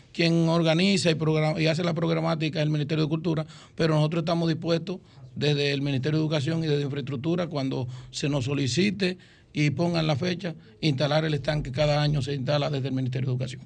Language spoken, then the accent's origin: Spanish; Baní, Peravia, Dominican Republic; como decimos allá en Baní, que es nuestro municipio cabecera y es de donde yo soy nativo